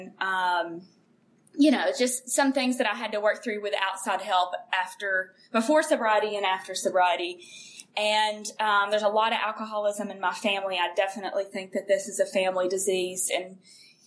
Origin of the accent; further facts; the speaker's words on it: Kentucky, United States; moved away; I am from Kentucky, a really small town in Kentucky, population of about 5,000 in the county